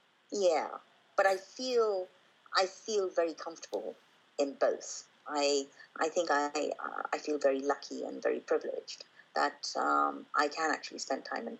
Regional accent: Kenya; born there; That was the first time that I actually came to India, because I was born in Kenya. So I'd never been to India until then.

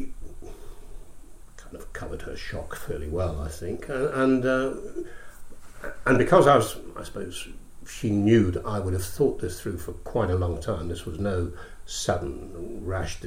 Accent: Scotland, United Kingdom; also born or lived in Glasgow / London; I grew up in Scotland, went to school in Scotland, and then also went to drama college in Scotland.

